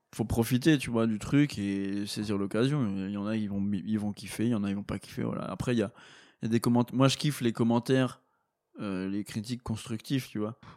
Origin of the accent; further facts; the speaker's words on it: Meuse, Grand Est, France; je viens de la Meuse, les gars, d'un petit village de 50 habitants